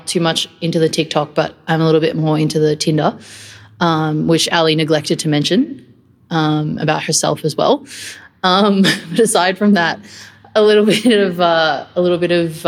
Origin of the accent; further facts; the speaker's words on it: Melbourne, Victoria, Australia; moved away as an adult; now in Sydney, Australia; I'm from Melbourne